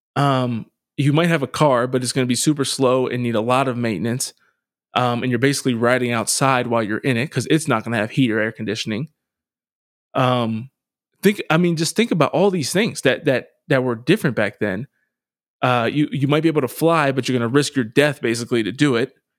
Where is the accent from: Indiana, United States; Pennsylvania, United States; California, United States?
Pennsylvania, United States; Harrisburg; inner city poverty where I grew up in Harrisburg